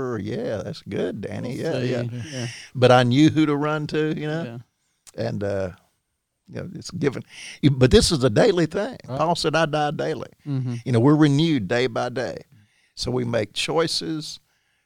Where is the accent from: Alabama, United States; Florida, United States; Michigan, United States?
Alabama, United States; Midfield; I grew up with in Midfield